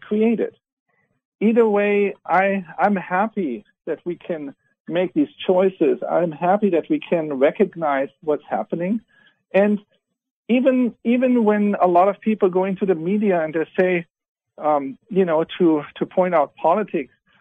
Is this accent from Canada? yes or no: no; Germany; moved away; I was born in Germany.